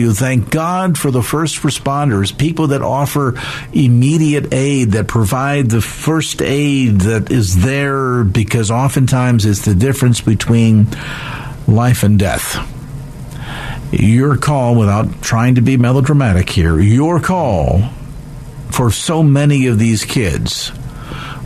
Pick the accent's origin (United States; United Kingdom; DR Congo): United States; growing up in America